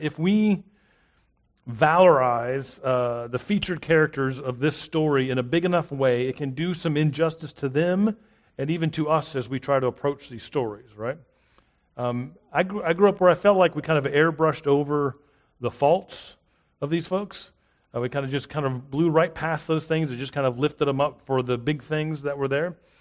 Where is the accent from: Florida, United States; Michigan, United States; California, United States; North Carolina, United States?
Florida, United States; South; also born or lived in South Mississippi; now in Hattiesburg, United States; I grew up in South Florida, and here I am in South Mississippi